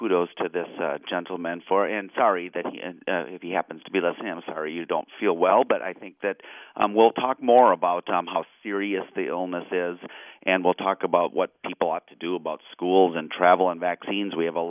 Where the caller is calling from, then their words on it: Illinois, United States; As listeners might know, I'm calling from Illinois